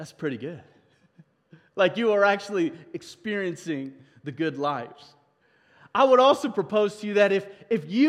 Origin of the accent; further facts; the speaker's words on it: South Africa; now in United States; as a South African, when we came over to immigrate